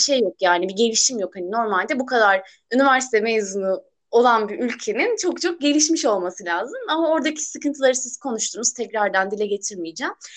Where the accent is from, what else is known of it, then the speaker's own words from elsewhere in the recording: Burdur, Turkey; Burdurluyum ben.